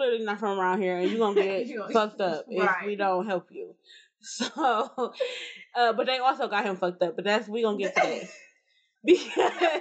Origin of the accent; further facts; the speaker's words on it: Cleveland, Ohio, United States; I moved from East Cleveland to regular Cleveland